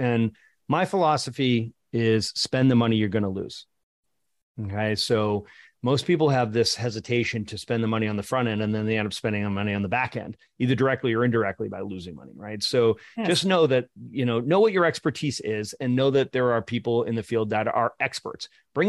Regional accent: Boston, Massachusetts, United States; I like theory better. I'm from Boston.

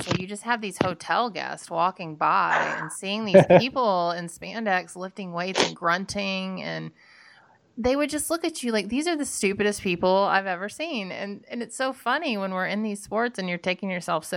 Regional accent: Georgia, United States; I'm from Georgia

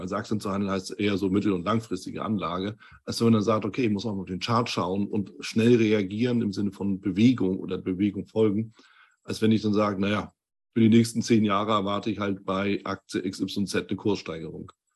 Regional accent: Hamburg, Germany; wir sind ja auch beide aus Hamburg

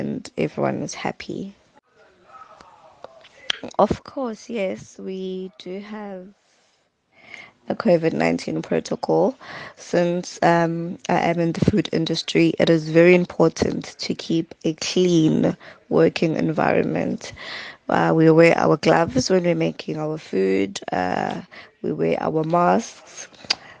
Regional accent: Adams, KwaZulu-Natal, South Africa; also born or lived in Umlazi; I'm from Umlazi, but I grew up in Adams

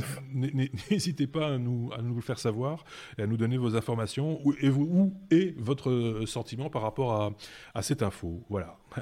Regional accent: Belgium; chez nous en Belgique

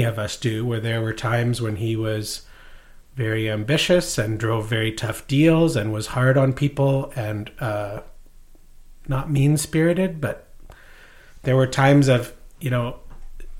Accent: Maidstone, Saskatchewan, Canada; moved away; also born or lived in New York; Near the Alberta border, outside Lloydminster, in a little town called Maidstone on the Yellowhead

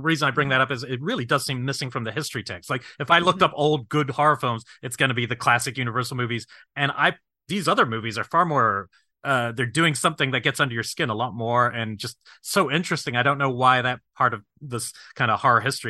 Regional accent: New Zealand; moved away; I grew up in New Zealand

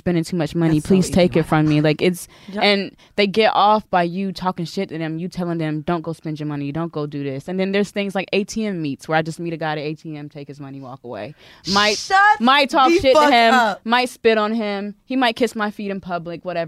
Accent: the South, United States; I'm from the South. I'm a Southern sweetheart

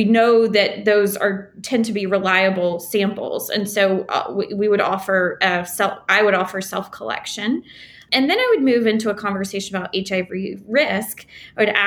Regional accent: the South, United States; now in New Orleans, United States; I'm from the South.

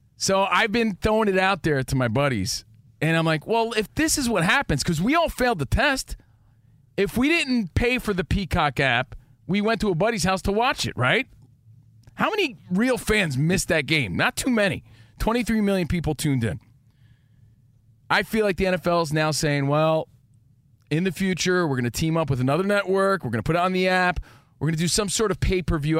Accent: East Coast, United States; moved away; We grew up on the East Coast

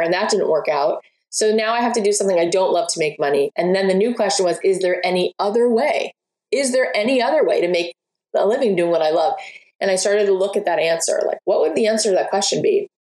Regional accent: outside of Miami, Florida, United States; where I grew up outside of Miami

